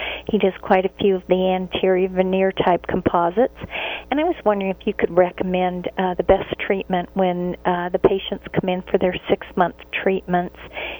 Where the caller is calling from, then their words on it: Alabama, United States; I'm calling from Alabama.